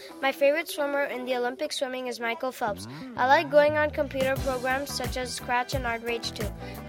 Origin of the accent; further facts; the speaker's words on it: India; now in Washington, United States; I am from India. I am 10 years old.